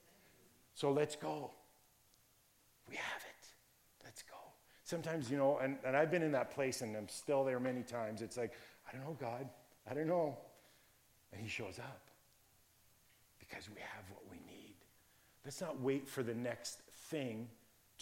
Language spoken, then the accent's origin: English; Virgil, Ontario, Canada; when I was growing up in the Virgil area, Niagara area